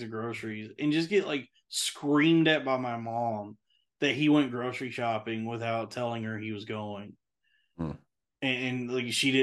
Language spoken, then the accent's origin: English; Texas, United States; growing up in Texas